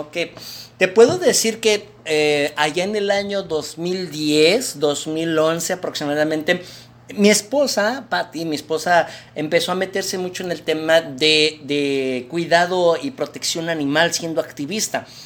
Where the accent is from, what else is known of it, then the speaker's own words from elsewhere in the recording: Mexico City, Mexico; now in Monterrey, Mexico; fíjate que yo soy oriundo de la Ciudad de México.